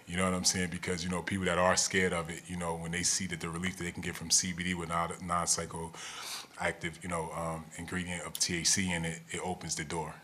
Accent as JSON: {"language": "English", "region": "New Jersey", "country": "United States", "tie": "born or raised there", "said": "I grew up in New Jersey"}